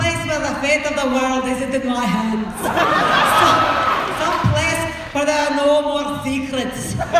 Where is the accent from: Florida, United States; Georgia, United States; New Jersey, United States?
Florida, United States; Miami; accent: Miami Cuban; I'm from Miami. My parents are Cubans.